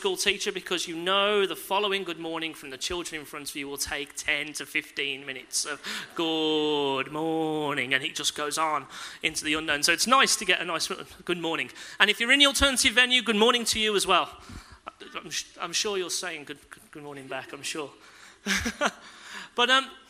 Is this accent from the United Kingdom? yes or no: yes; Castle Bromwich, West Midlands, United Kingdom; I grew up in Castle Bromwich